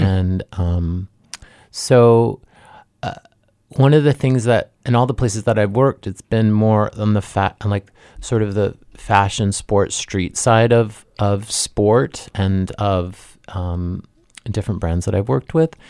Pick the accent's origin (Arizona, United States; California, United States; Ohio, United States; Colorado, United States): Ohio, United States; Dayton; I'm from Ohio